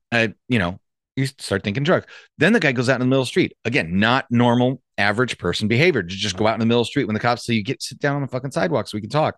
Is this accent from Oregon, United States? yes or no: no; Santa Clarita, California, United States; I grew up in Santa Clarita